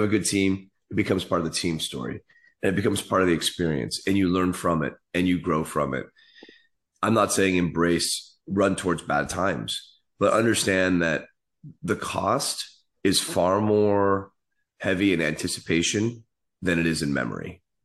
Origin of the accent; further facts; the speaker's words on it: San Francisco, California, United States; I grew up in the city